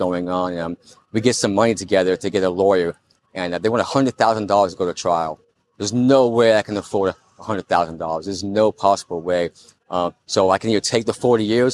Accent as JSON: {"language": "English", "region": "Florida", "country": "United States", "said": "I'm from Florida."}